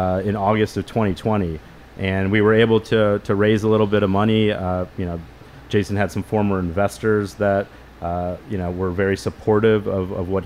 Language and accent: English; St. Louis, Missouri, United States; moved away as an adult; also born or lived in Chicago; I grew up in St. Louis, Missouri.